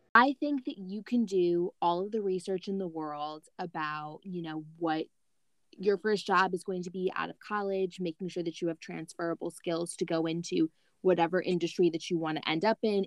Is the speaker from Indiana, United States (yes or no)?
no; Michigan, United States; I was born and raised in Michigan, but my parents are from Louisiana